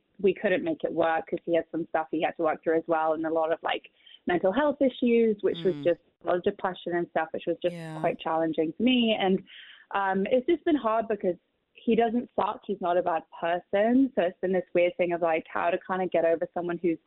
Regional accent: London, United Kingdom; moved away as an adult; I grew up in London

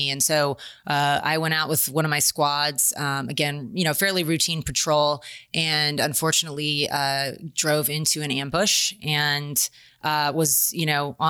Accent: San Diego, California, United States; I grew up in San Diego, California, Navy town, right?

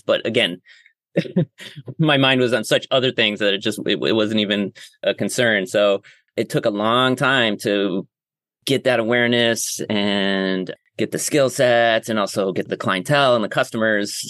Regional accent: Rochester, New York, United States; moved away as an adult; also born or lived in San Francisco / Grass Valley; now in Hudson Valley, United States; I actually grew up in Western New York, which is like closer to Ohio than uh, New York City. But um, yeah, born and raised in Rochester, up on the Great Lake Ontario

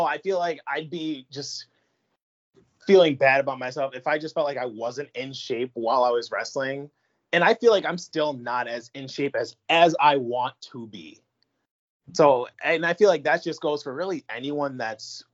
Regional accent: Syracuse, New York, United States; also born or lived in Long Island / Queens; I was born in Long Island, and then I was just raised in Queens, and then we moved from Queens to Syracuse when I was probably like 4 or 5

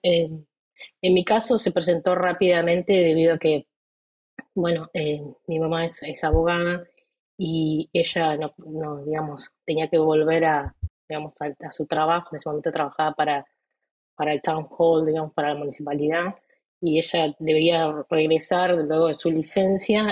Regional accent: Colón, Entre Ríos, Argentina; moved away as an adult; now in United States; yo vengo de Argentina. Nací en una ciudad llamada Colón, en la provincia de Entre Ríos.

